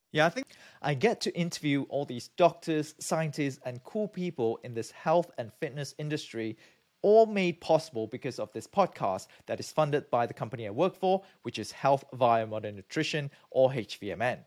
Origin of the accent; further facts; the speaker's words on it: Malaysia; moved away as an adult; also born or lived in United Kingdom; now in United States; I'm from Malaysia